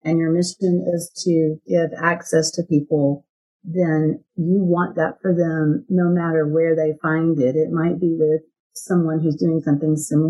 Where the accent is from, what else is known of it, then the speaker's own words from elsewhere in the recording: Texas, United States; You can tell I'm from Texas, right? I say y'all